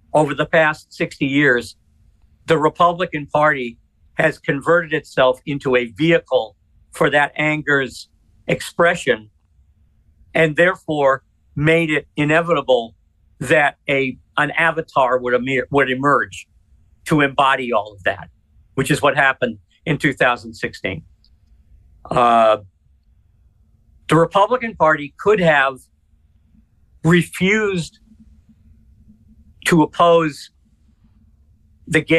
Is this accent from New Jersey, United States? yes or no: no; Worcester, Massachusetts, United States; moved away; I didn't grow up in Boston. I grew up in Worcester